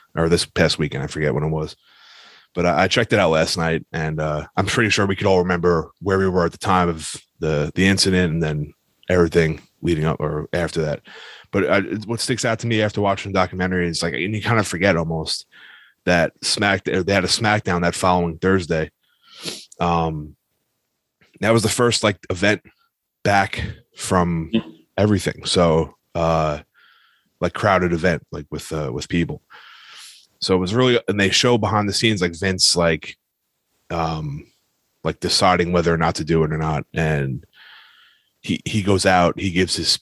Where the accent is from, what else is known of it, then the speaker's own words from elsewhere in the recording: New York, United States; we're from New York